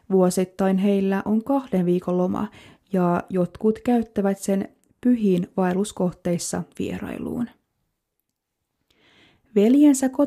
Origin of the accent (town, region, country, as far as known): Kemi, Lapland, Finland; born or raised there